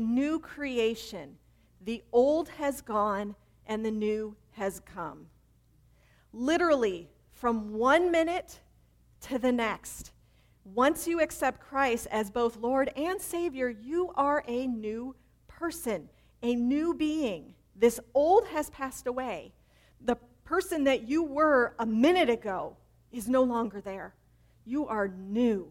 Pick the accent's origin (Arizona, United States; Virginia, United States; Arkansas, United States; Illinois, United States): Illinois, United States; Chicago; I grew up in Chicago